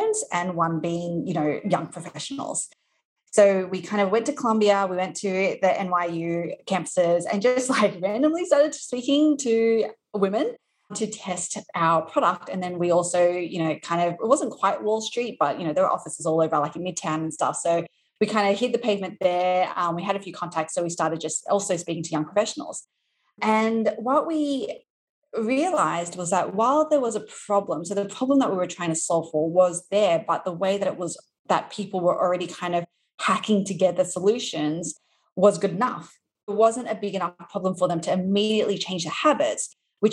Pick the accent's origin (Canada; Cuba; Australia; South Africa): Australia; accent: Australian; moved away as an adult; now in New York, United States; You might be able to tell from my accent that I am from Australia. So I live in New York right now, but originally from Australia